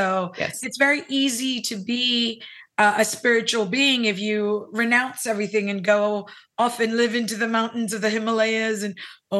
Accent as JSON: {"language": "English", "country": "Hong Kong", "tie": "born or raised there", "also_born_or_lived": "Philippines / Los Angeles / New York / San Francisco", "lives_now": "South Texas, United States", "said": "I was born in the Philippines, raised in Hong Kong, lived in LA, New York, San Francisco, and Dubai, and I've been in South Texas now for almost 7 years."}